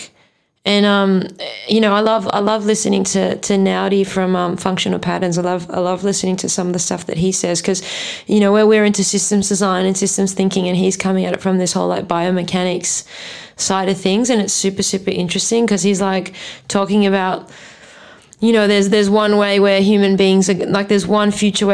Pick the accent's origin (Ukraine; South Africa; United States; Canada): South Africa; moved away; I grew up in South Africa and seen the shit, you know, like going hunting with my dad and seeing, you know, making biltong